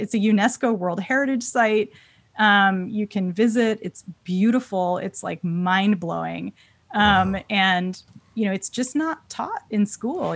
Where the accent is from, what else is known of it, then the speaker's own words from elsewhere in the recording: California, United States; my home state of California